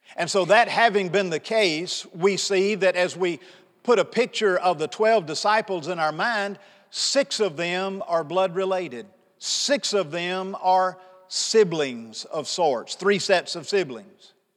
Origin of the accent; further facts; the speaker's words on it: Pontotoc, Mississippi, United States; Angie and I grew up in Pontotoc, Mississippi.